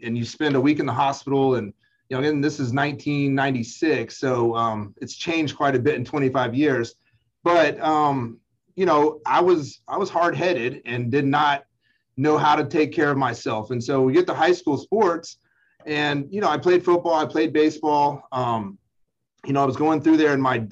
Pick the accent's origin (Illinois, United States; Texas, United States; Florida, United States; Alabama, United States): Alabama, United States; Huntsville; I grew up there in Huntsville